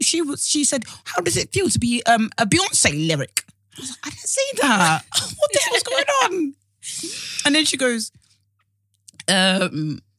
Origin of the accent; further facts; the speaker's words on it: Essex, East of England, United Kingdom; I'm even from Essex